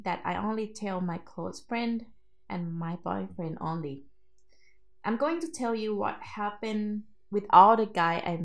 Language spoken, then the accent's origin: English; Thailand; also born or lived in Bangkok; I'm from Thailand, everyone. That's my secret actually. And actually I came from countryside of Thailand